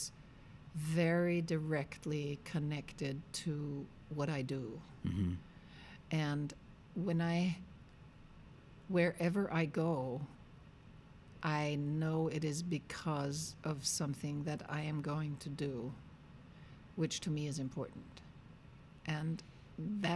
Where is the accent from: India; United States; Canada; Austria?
Austria; Vienna; I'm born and raised in Austria, and I've lived most of my life in Vienna